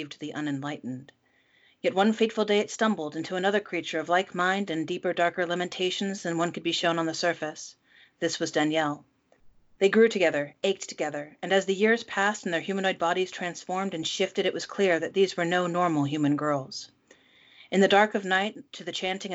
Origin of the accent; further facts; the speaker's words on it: United States; I'm the American hostess